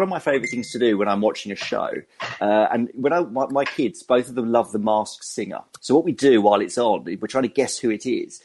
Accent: England, United Kingdom; accent: English; my English accent

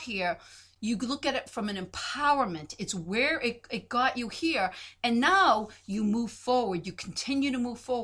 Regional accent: Boston, Massachusetts, United States; accent: Boston; my Boston accent

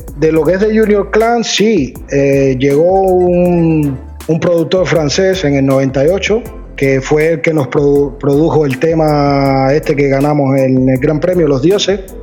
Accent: Havana, Cuba; yo siempre en el cerro, que es de la parte donde, donde yo nací, crecí en La Habana

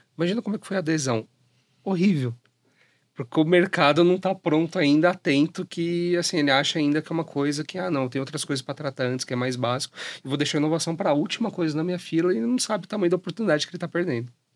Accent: Jundiaí, São Paulo, Brazil; eu sou de Jundiaí, fico mais pro interior

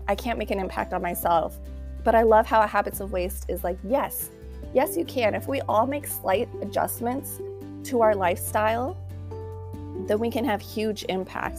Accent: United States; being from American and from the United States

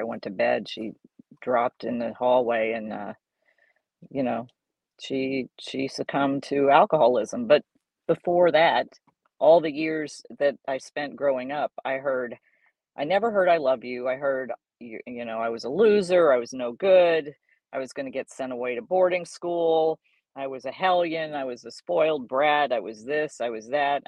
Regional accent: San Antonio, Texas, United States; born or raised there; also born or lived in Dallas, Texas / Bay Village, Ohio

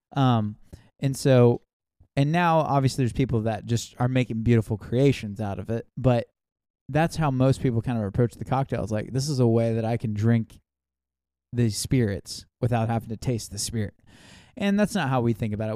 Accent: Kentucky, United States; we're from Kentucky

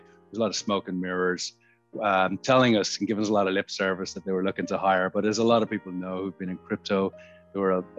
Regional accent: Ireland; moved away as an adult; now in Sydney, Australia; I'm Irish. I moved to Sydney 17 years ago in 2004

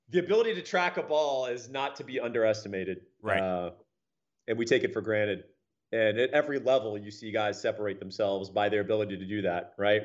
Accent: Austin, Texas, United States; growing up in Texas.

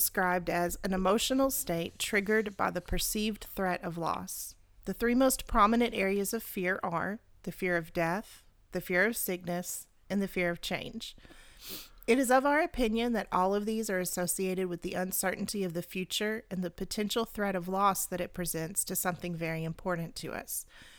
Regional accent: Arkansas, United States; You have to remember, we're from Arkansas. We have that southern syntax on everything.

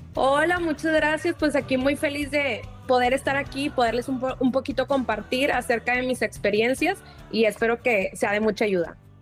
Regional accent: Mexico; como aquí un mexicano, nosotros lo demostramos todo muy efusivo

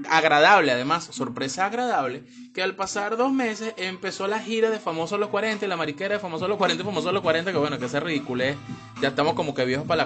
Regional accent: Venezuela; todos somos, todos somos, todo venezolano es storyteller

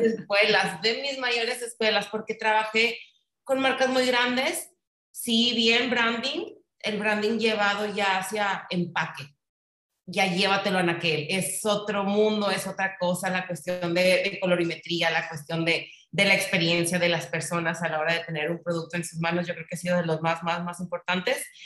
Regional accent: Monterrey, Nuevo León, Mexico; soy regia 100%

